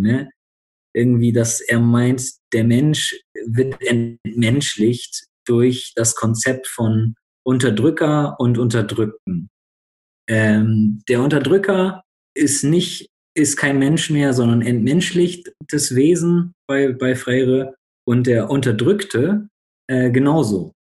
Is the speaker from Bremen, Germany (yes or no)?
yes; Bremen, Germany; now in Berlin, Germany; ich komme eigentlich aus Bremen, wohne jetzt gerade in Berlin